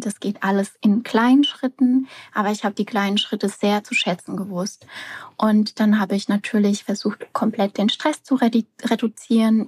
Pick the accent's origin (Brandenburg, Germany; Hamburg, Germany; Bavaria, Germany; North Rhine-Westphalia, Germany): Bavaria, Germany; near Aschaffenburg; ich komme aus der Nähe von Aschaffenburg